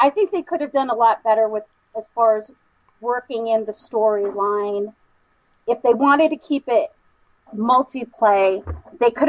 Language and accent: English; New York City, New York, United States; now in upstate New York, United States; I was actually born and raised in Brooklyn, but now I live in upstate New York.